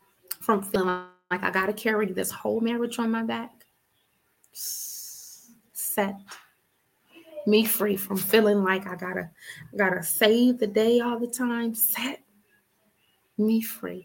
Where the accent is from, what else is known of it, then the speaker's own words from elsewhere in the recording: Richmond, Virginia, United States; I'm from Richmond